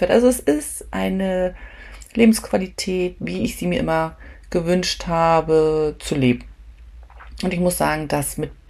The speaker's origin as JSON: {"language": "German", "country": "Germany", "said": "weil ich bin ja Deutsche und das ist ja mein Herkunftsland"}